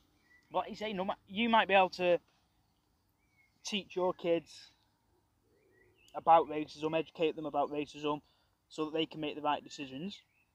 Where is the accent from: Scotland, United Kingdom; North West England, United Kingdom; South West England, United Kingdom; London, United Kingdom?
North West England, United Kingdom; Crewe; also born or lived in Norwich; now in Sandbach, United Kingdom; I'm from Crewe as well. I spent a bit of my life living in Norwich as well.